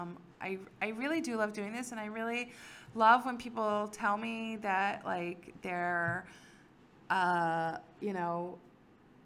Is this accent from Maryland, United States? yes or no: yes; Silver Spring, Maryland, United States; moved away; I grew up in Silver Spring, Maryland.